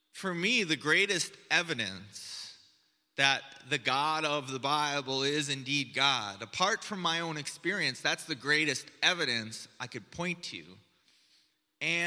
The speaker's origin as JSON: {"language": "English", "country": "United States", "moved": "yes", "said": "I come from the United States"}